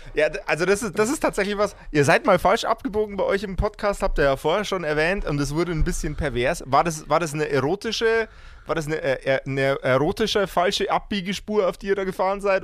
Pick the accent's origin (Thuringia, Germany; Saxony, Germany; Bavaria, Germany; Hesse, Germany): Bavaria, Germany; Lower; ich komme aus äh, dem wunderbaren, äh, sehr niederbayerischen Poing